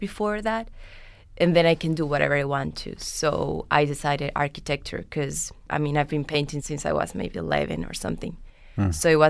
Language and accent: English; Venezuela; accent: Colombian; So I grew up going back and forth to Colombia and Venezuela. And my accent, it's like more from Colombia than from Venezuela.